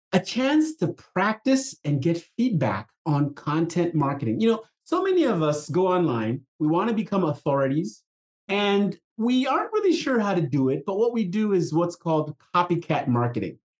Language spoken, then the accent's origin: English; Nigeria; moved away; I grew up in Africa. Uh, I was a brand new young little child in, in the late 60s when there was a, a civil war happening in my country. Country it was it was, called Biafra. It was trying to break away from the parent company uh, country called uh, Nigeria